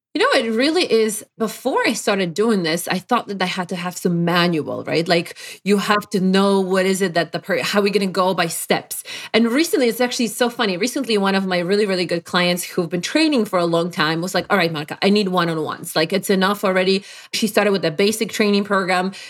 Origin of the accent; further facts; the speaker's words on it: Poland; English is a second language; moved away as an adult; also born or lived in Brookline, Massachusetts, United States; now in Connecticut, United States; Not that I was oppressed in Poland where I'm from